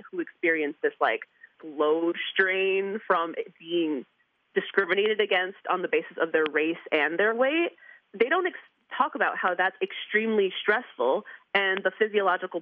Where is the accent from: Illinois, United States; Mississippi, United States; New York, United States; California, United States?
New York, United States; I'm from New York